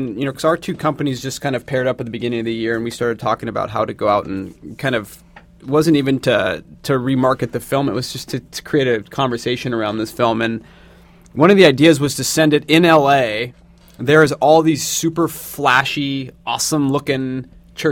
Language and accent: English; Seattle, Washington, United States; now in Los Angeles, United States; I'm from Seattle and live